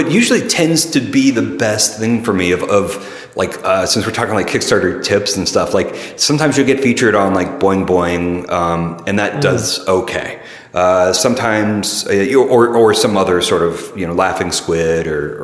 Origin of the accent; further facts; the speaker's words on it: Middle Tennessee, United States; also born or lived in St. Louis; now in San Francisco, United States; I was born in Middle Tennessee, an hour south of Nashville